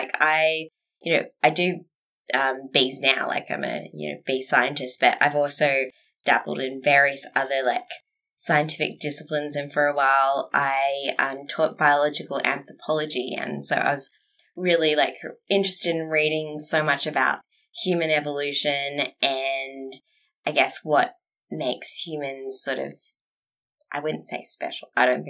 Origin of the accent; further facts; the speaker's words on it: Western Australia, Australia; also born or lived in Tasmania; So I was born in Tassie and then my dad's job meant that we moved about Australia quite a bit. I lived mainly in WA and then I moved down to Bunbury for a boy, which didn't work out.